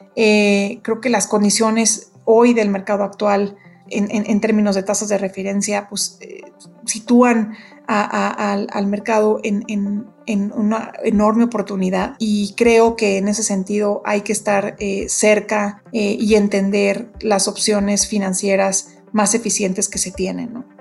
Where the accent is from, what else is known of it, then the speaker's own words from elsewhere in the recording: Mexico; México, mi país